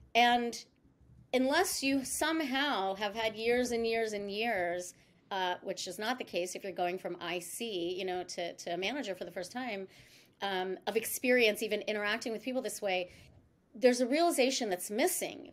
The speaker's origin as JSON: {"language": "English", "region": "East Coast", "country": "United States", "tie": "born or raised there", "moved": "as an adult", "said": "I'm actually born and raised on the East Coast"}